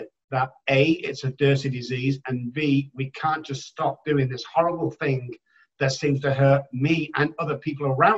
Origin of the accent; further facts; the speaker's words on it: Manchester, North West England, United Kingdom; moved away as an adult; now in San Antonio, United States; I'm from Manchester in the United Kingdom